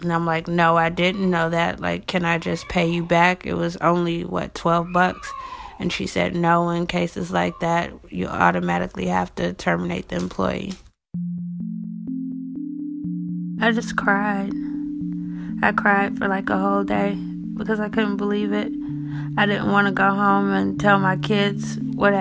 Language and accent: English; Detroit, Michigan, United States; I'm from Detroit, Michigan.